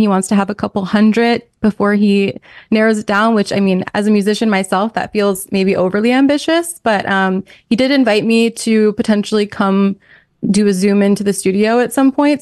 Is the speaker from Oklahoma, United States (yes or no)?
no; New York, United States; moved away; also born or lived in Minnesota; we're both from New York